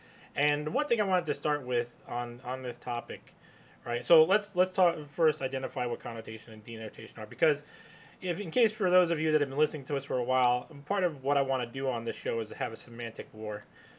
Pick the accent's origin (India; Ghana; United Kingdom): United Kingdom; England; Now, of course, we're doing this in English because we're English, primarily English-speaking people.